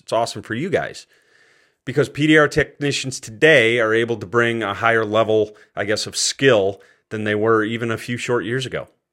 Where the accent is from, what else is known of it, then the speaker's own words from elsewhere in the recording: Cortland, New York, United States; moved away as an adult; my hometown of Cortland, New York